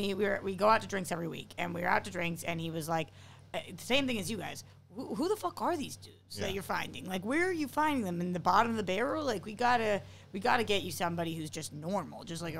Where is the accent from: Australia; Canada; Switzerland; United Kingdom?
United Kingdom; England; Well, I'm from England.